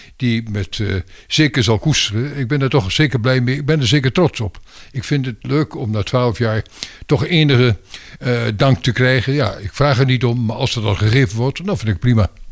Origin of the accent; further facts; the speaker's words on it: Twente, Overijssel, Netherlands; also born or lived in Belgium / Brussels; now in Laren, Netherlands; Ik ben oorspronkelijk een tukker